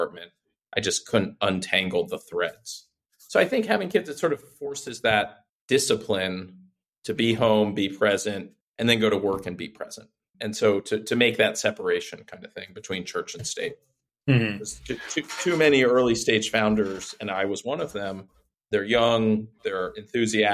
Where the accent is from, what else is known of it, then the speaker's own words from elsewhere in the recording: Reston, Virginia, United States; I had a job in my hometown in Northern Virginia, Reston, Virginia